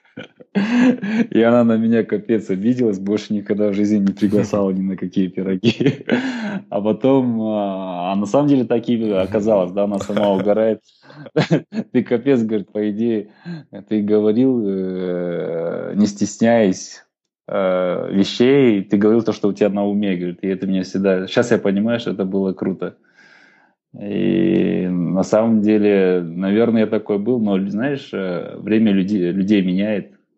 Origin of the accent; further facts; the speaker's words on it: Kazakhstan; мы, казахи, хоть и намады